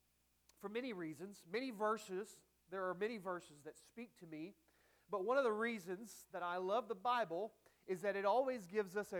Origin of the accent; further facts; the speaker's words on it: Texas, United States; I'm from Texas